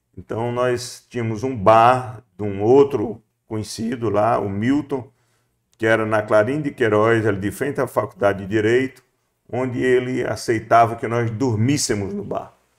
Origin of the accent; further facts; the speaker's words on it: Solonópole, Ceará, Brazil; Eu nasci em, no Boqueirão, distrito de Solonópole, é, em 1954